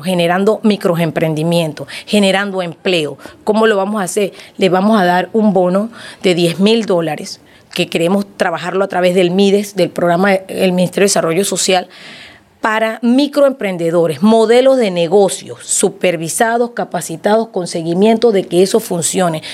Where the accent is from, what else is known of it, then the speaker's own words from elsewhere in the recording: Capira, Panamá Oeste, Panama; en Capira la gente me conoce la gente sabe de dónde vengo, saben que soy hija